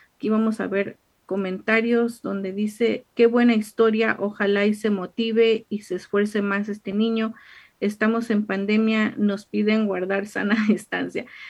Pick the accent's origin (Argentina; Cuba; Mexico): Mexico; moved away; mexicana, allá en su casa, en, en mi pueblo